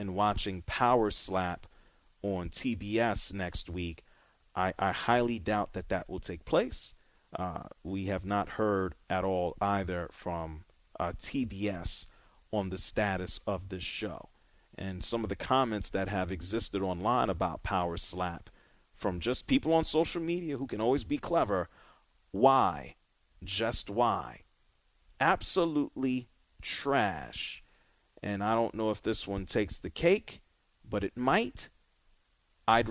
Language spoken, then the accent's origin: English; New York City, New York, United States; growing up in New York City